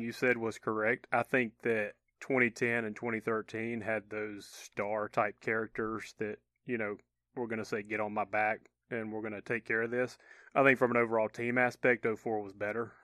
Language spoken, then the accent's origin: English; Georgia, United States; moved away; I had buddies that went to my hometown to stay with me in Georgia